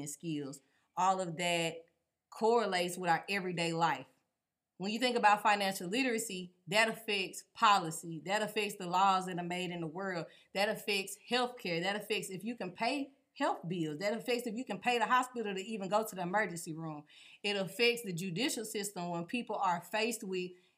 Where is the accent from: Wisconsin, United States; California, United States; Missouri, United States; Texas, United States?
Texas, United States; Texarkana; also born or lived in Longview, Texas; I am from Texas, Longview born, Texarkana raised